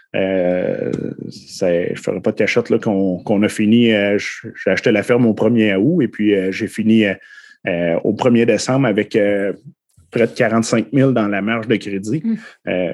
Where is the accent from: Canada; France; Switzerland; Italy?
Canada; Saint-Côme-Linière, Quebec; j'ai été élevé à Saint-Côme-Linière